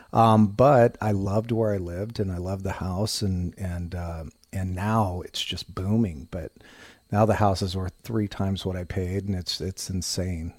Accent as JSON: {"language": "English", "town": "Monticello", "region": "Indiana", "country": "United States", "said": "I'm from Monticello"}